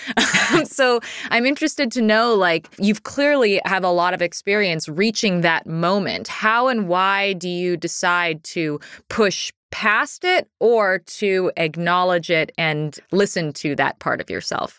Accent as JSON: {"language": "English", "region": "Pacific Northwest", "country": "United States", "tie": "born or raised there", "said": "Growing up in the Pacific Northwest"}